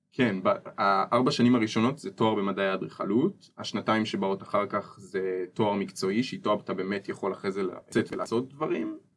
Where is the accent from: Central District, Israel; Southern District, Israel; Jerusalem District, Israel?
Central District, Israel; Ness Ziona; אני גם במקור מנס ציונה